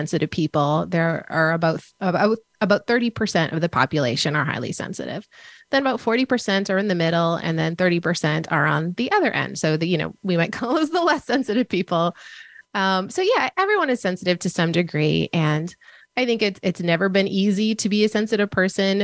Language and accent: English; Minnesota, United States; I grew up in Minnesota